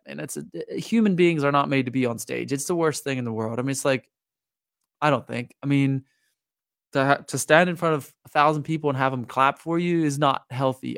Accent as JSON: {"language": "English", "area": "Lancaster County", "region": "Pennsylvania", "country": "United States", "tie": "born or raised there", "also_born_or_lived": "Juniata County, Pennsylvania", "moved": "as an adult", "said": "I grew up in Lancaster County"}